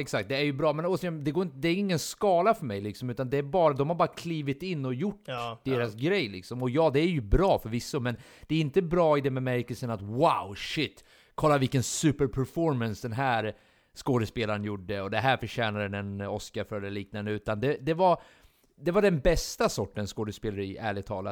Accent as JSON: {"language": "Swedish", "country": "Sweden", "said": "vi är svenskar"}